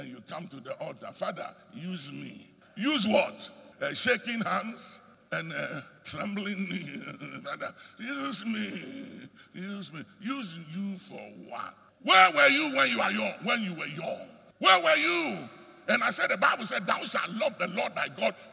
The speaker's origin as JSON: {"language": "English", "country": "Ghana", "said": "I am proud to be a Ghanaian. I'm just telling you, I am very proud to be a Ghanaian"}